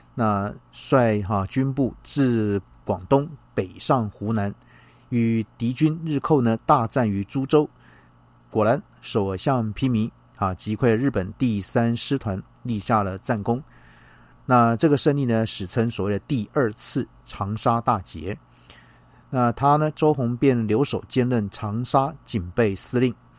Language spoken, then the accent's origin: Chinese; Taiwan; 我们台湾人民